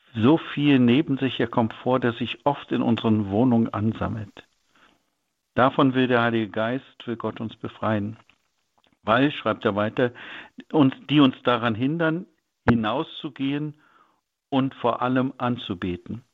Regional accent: North Rhine-Westphalia, Germany; bei uns in Nordrhein-Westfalen

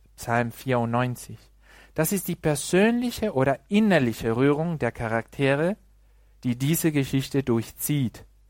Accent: Mexico; German is a second language; moved away; im Land, wo ich herkomme, aus Mexiko

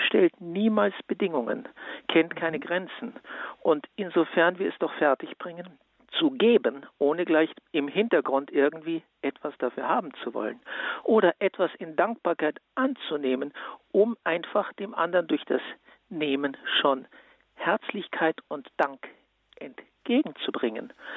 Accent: Vienna, Austria; Ich komme aus Wien

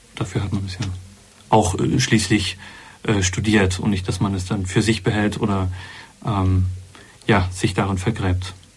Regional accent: Berlin, Germany; moved away as an adult; also born or lived in Gotha, Thuringia / Heiligenkreuz, Austria; Mit elf Jahren ist die Familie nach Berlin gezogen. Ich bin also dort mehr oder weniger groß geworden

